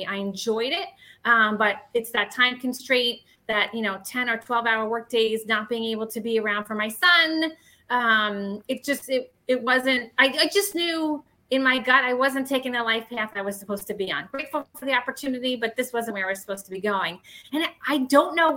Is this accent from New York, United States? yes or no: yes; Bay Shore, New York, United States; I live in a town called Bayshore. It's actually where I grew up on Long Island